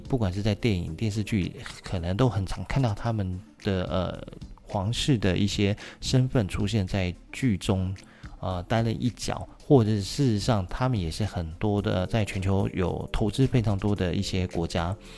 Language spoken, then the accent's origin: Chinese; Taiwan; 那当然就是我们台湾人最爱去的日本了